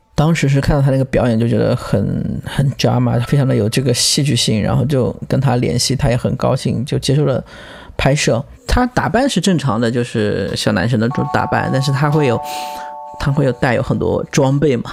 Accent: Lishui, Zhejiang, China; moved away as an adult; also born or lived in Shanghai / Hangzhou; now in New Haven, United States; 我出生在浙江丽水 近云县的一个山村吧，跟着外公外婆，因为爸妈都在外面打工嘛

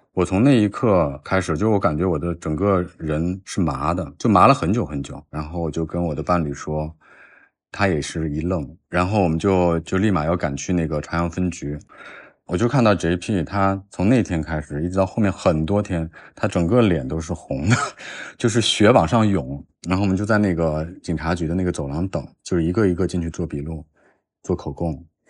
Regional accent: China; 我们中国人说杀人偿命

